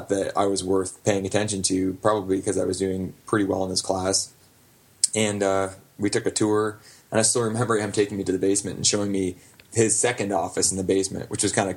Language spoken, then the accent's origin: English; Glencoe, Ontario, Canada; my hometown of Glencoe, Ontario